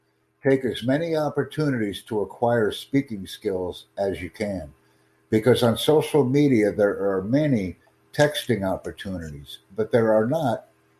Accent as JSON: {"language": "English", "country": "United States", "said": "I'm from the USA."}